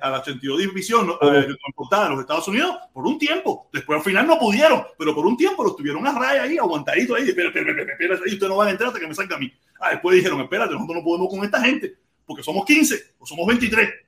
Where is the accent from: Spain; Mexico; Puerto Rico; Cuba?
Cuba; moved away; nosotros que muchos de nosotros que hemos salido de Cuba y hoy en día somos anticastristas, eh, anticomunistas, salimos de Cuba sin que nos dieran un yiti